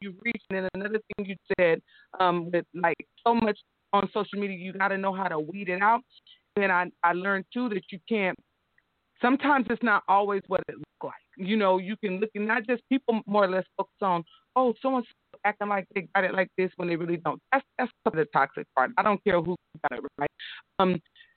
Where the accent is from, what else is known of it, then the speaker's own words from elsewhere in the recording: Sacramento, California, United States; I'm from south side. I'm from Meadowview. I went to city